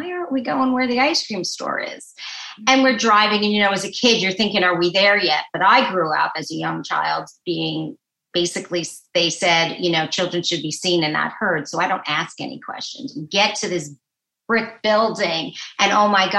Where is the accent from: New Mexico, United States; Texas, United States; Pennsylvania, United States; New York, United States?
New York, United States; New York City; moved away as an adult; also born or lived in Manhattan, New York; now in New Jersey, United States; I am a native New Yorker, born in Brooklyn, New York